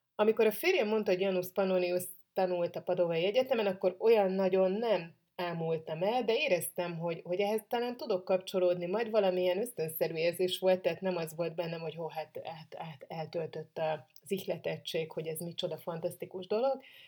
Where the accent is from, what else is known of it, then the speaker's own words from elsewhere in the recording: Hungary; magyar vagyok